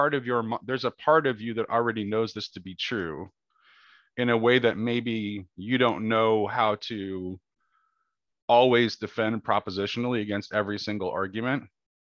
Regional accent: United States; I'm an American.

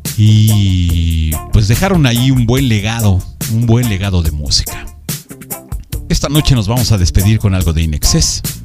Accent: Mexico; aquí en nuestro bello México

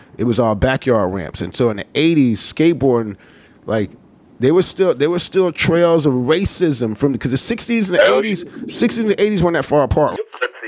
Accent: the South, United States; I'm from the South and it's different down here

